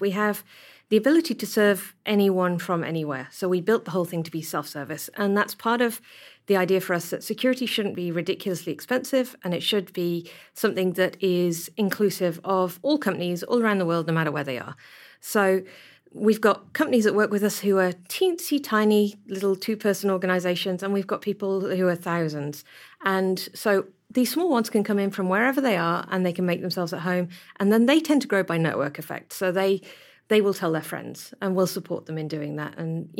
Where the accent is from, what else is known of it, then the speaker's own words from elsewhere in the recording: Whangarei, Northland, New Zealand; just like they do in Auckland and they do in Christchurch and growing up in Whangarei.